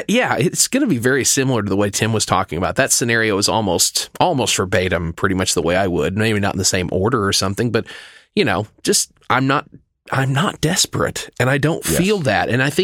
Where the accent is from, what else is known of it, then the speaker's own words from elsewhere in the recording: the South, United States; I am from the South. I do care.